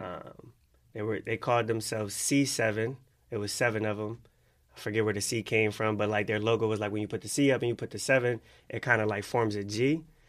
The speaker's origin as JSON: {"language": "English", "town": "Philadelphia", "region": "Pennsylvania", "country": "United States", "tie": "born or raised there", "said": "Growing up in Philly"}